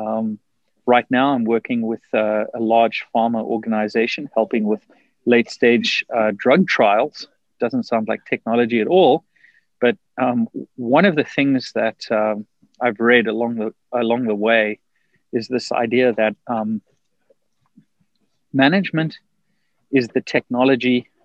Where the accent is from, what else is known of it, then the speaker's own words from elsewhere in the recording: South Africa; moved away as an adult; now in United States; I grew up in South Africa. I left South Africa in 2000